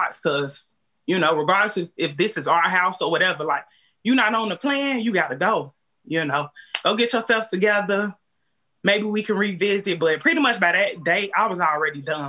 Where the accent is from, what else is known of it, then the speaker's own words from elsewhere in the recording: Chicago, Illinois, United States; now in Clayton County, Georgia, United States; I'm from Chicago, I ain't got nobody down here